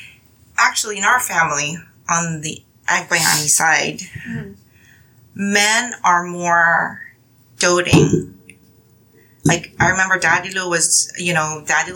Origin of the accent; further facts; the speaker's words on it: Manila, Metro Manila, Philippines; moved away as an adult; now in United States; I mean, I was born and raised in the Philippines, and I moved here when I was 20 years old. But I've lived here more than half of my life.